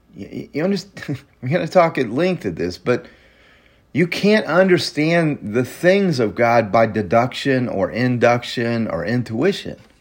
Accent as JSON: {"language": "English", "region": "Mississippi", "country": "United States", "tie": "born or raised there", "said": "I grew up in Mississippi, in a very small town in Mississippi"}